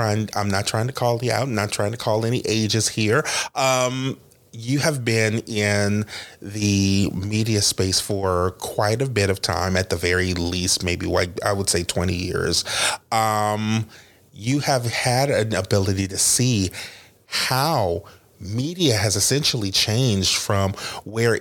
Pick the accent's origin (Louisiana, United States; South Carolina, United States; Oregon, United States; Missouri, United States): Louisiana, United States; New Orleans; I'm from New Orleans